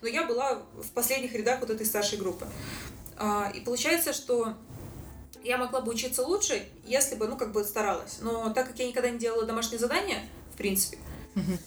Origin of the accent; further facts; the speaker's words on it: Saint Petersburg, Russia; moved away as an adult; now in Sydney, Australia; Я из Санкт-Петербурга, из России